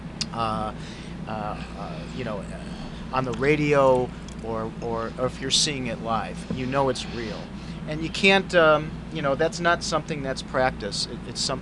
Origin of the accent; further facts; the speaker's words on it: Gary, Indiana, United States; moved away; I was born in Gary, Indiana